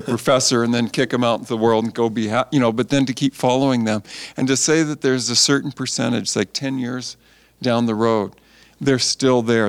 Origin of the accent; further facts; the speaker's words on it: Canada; also born or lived in California; just did the normal growing up in Canada kind of thing